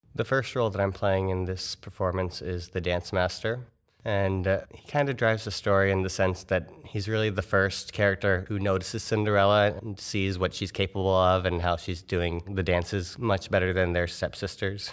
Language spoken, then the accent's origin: English; Orlando, Florida, United States; now in Fort Wayne, United States; I'm from around the Orlando area in Florida